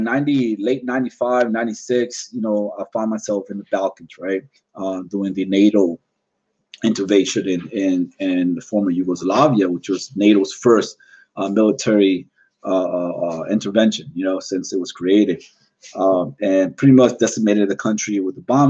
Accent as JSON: {"language": "English", "country": "Puerto Rico", "tie": "born or raised there", "said": "growing up in Puerto Rico"}